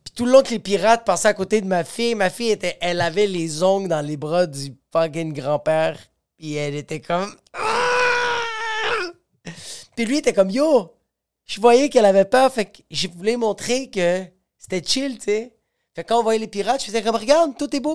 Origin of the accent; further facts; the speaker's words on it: Quebec, Canada; je suis Canadien, Québécois